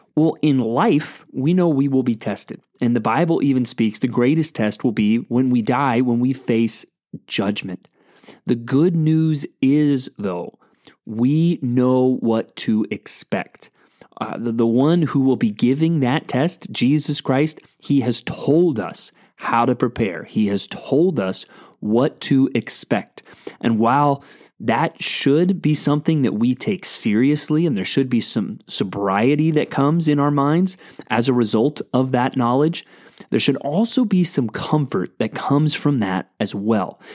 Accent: San Antonio, Texas, United States; the church where I grew up in San Antonio, Texas

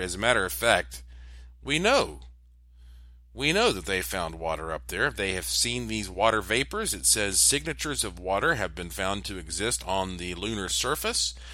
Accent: Asheville, North Carolina, United States; moved away; also born or lived in Puerto Rico; growing up in Asheville

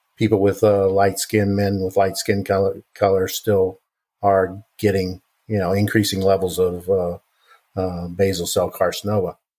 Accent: Kansas, United States; I grew up in Kansas

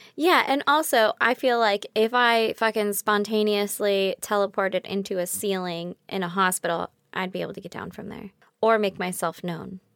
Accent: United States; as an American

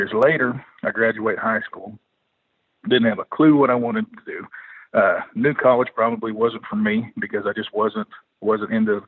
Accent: Oklahoma, United States; I grew up, obviously I grew up in Oklahoma

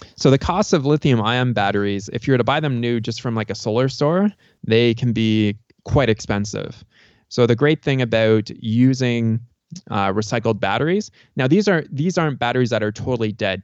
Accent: Canada; also born or lived in Tucson, Arizona; now in Cochise County, Arizona, United States; I'm from Canada originally

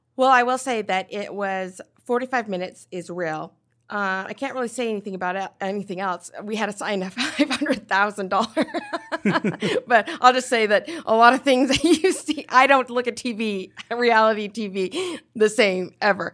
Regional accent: Nephi, Utah, United States; also born or lived in Korea / Pleasant Grove, Utah; I grew up in Nephi, Utah

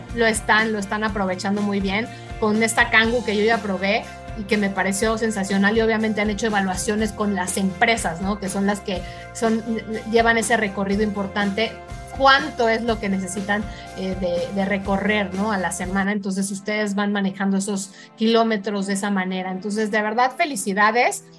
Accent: Mexico; estamos viviendo la Fórmula 1 de otra manera los mexicanos

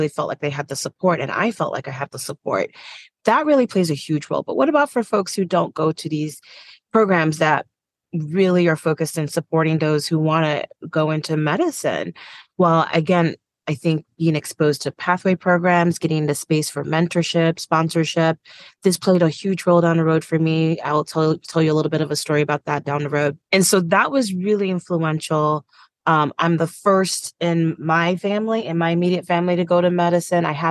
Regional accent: Montgomery, Alabama, United States; moved away as an adult; also born or lived in Lagos, Nigeria / New Orleans, Louisiana / Madison, Wisconsin; I was born in Montgomery, Alabama. Went to college in New Orleans. My family is from Nigeria

